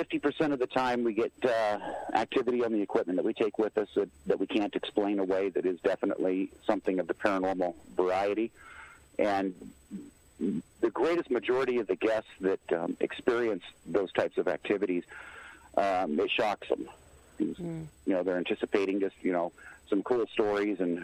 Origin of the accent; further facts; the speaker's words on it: Port Townsend, Washington, United States; moved away as an adult; also born or lived in Michigan; move back to where I grew up over here in Port Townsend